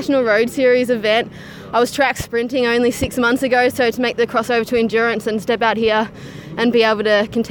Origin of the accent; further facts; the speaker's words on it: Traralgon, Victoria, Australia; Traralgon's my hometown